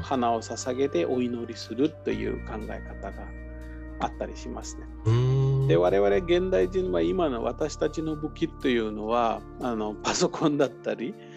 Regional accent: Maharashtra, India; 私の出身のハラシュト州のモンバイとかプネとか

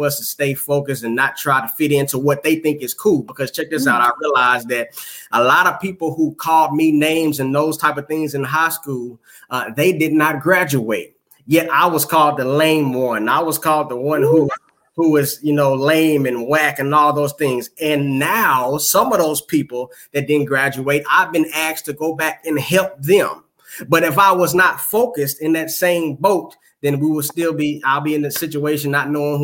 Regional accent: Houston, Texas, United States; I'm from Houston, Texas

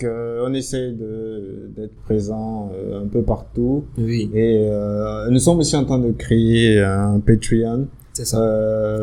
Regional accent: Benin; moved away as an adult; also born or lived in Ivory Coast / Morocco; je suis béninois, j'ai 33 ans et euh, je suis rentré au Bénin depuis très peu.

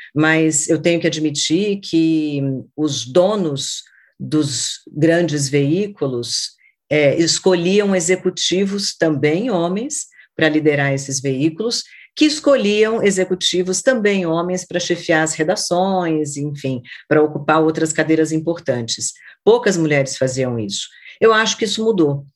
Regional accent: Brasília, Federal District, Brazil; da minha cidade natal, que é Brasília. Eu nasci quando Brasília ainda era uma promessa de cidade

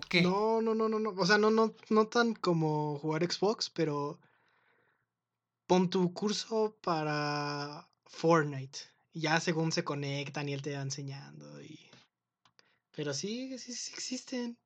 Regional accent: Mexico City, Mexico; accent: Mexico City accent (cantadito); yo no sabía que en la Ciudad de México también teníamos un acento

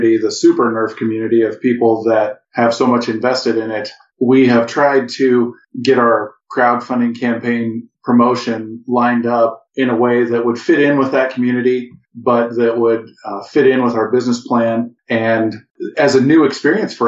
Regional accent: Midwest, United States; We're from the Midwest

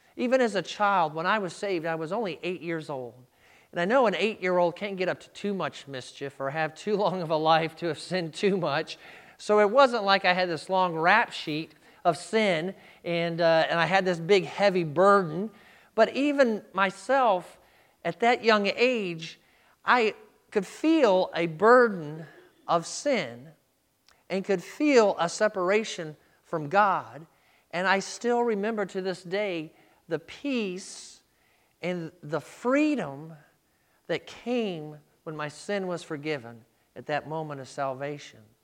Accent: United States; We, as American Christians, live our life in freedom

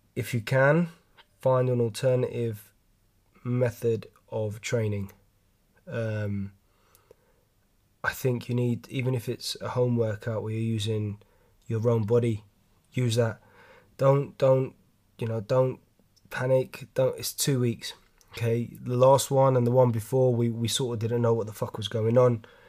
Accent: London, United Kingdom; I'm from London, as you can tell from my accent

